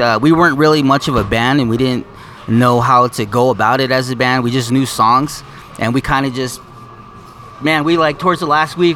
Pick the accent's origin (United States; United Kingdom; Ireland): United States; Fort Wingate, New Mexico; now in Nahodishgish, United States; we grew up in Fort Wingate, Gallup.